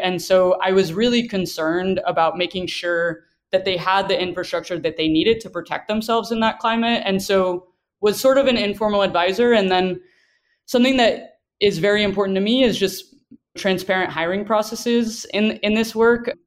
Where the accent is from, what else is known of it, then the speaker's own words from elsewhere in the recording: the South, United States; growing up in the South